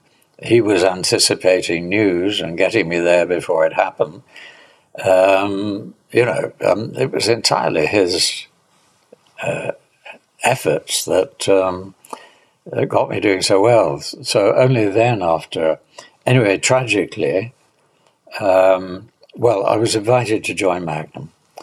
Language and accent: English; United Kingdom; being a Brit, I didn't say, look, I think you're a great photographer.